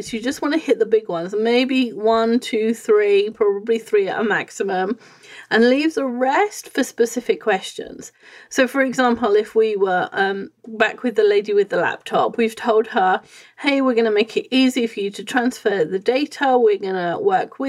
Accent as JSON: {"language": "English", "region": "England", "country": "United Kingdom", "said": "I'm coming from England."}